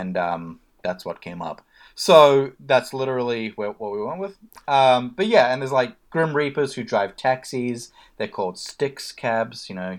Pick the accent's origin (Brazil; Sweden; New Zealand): New Zealand; born there; I was born in New Zealand, technically.